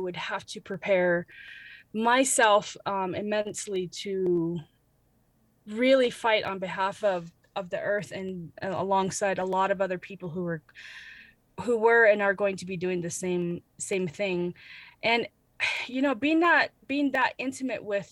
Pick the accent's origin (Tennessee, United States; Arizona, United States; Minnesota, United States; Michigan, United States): Arizona, United States; Shonto and Blue Gap; now in Flagstaff, Arizona, United States; I am originally from Shonto and Blue Gap, Arizona, and that is how I always introduce myself as a Navajo woman